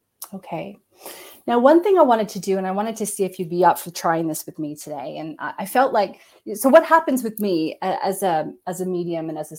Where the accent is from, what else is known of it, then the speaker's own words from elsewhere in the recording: Canada; I'm Canadian.